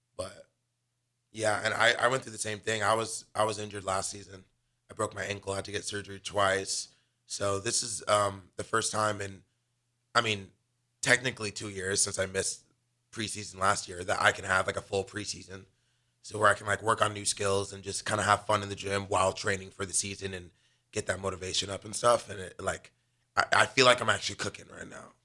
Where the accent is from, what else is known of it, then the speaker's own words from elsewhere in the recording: Los Angeles, California, United States; now in Lincoln, United States; I'm from Los Angeles, California